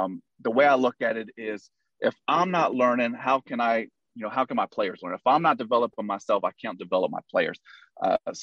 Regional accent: Houston, Texas, United States; also born or lived in Hawaii; I was born and raised in Houston. I lived all through, you know, till I was 19 in the Houston area

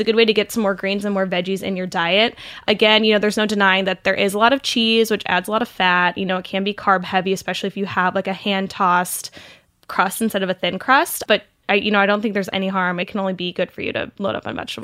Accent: Saint Louis area, Southern Illinois, United States; moved away; also born or lived in Missouri; I'm from Illinois, um, I'm from the Saint Louis area, so I claim Missouri and Illinois, kind of both as my home states

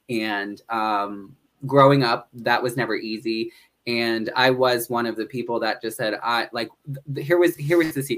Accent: northeastern Pennsylvania, United States; also born or lived in Honolulu, Hawaii; I grew up in northeastern Pennsylvania

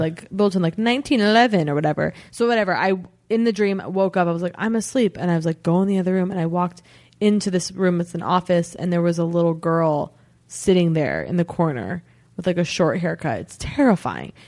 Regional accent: United States; that's my hometown.

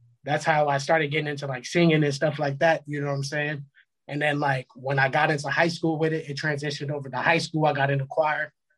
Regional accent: Puerto Rico; I'm Puerto Rican

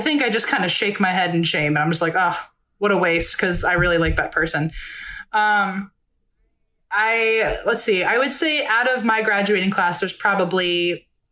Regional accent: Virginia, United States; moved away as an adult; now in Los Angeles, United States; I grew up in Virginia my whole life. I went to college in Virginia

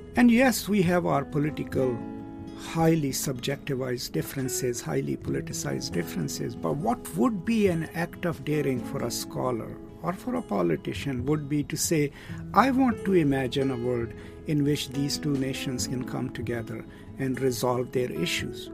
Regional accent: Pakistan; I'm from Pakistan

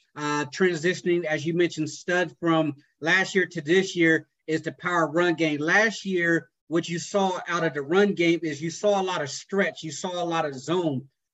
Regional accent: Southern Ohio, United States; I've always grown up, and I'm growing up in Southern Ohio

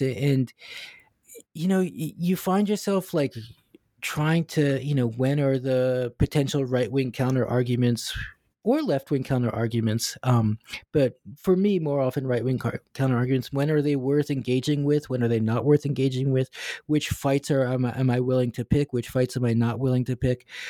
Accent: United States; now in Hong Kong; this American Jewish guy living and teaching in Hong Kong

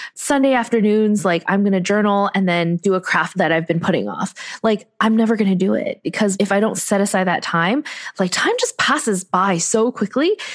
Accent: United States; I grew up in a society that values people who think outside of the box

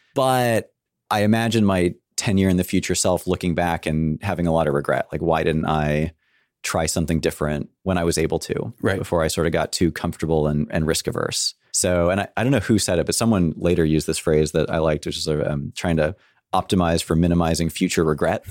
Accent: San Francisco, California, United States; I grew up in San Francisco in cool. the city, which makes me a rare breed, I'm told

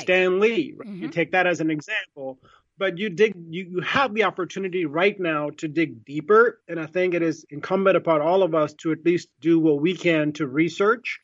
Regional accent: India; I'm Indian, I was born in India

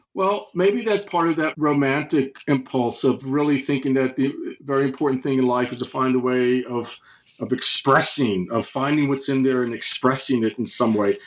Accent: United States; I read it as an American, of course, during the Cold War

